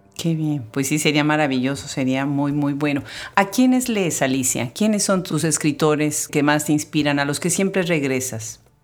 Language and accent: Spanish; Puebla, Mexico; yo soy de Puebla